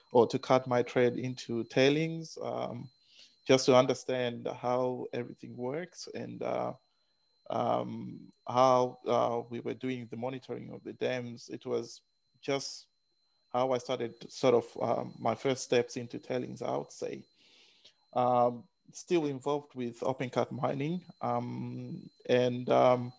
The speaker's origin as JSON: {"language": "English", "country": "Zimbabwe", "tie": "born or raised there", "moved": "yes", "lives_now": "Brisbane, Australia", "said": "I was born in Zimbabwe. I'm Zimbabwean and did most of my early education in Zimbabwe."}